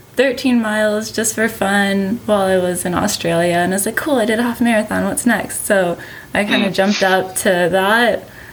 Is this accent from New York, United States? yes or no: no; Wisconsin, United States; born or raised there